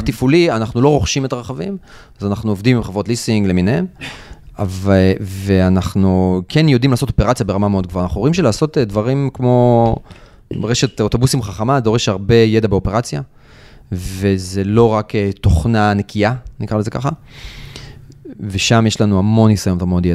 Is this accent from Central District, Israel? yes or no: yes; Rishon LeZion, Central District, Israel; אני לדוגמה גדלתי בראשון לציון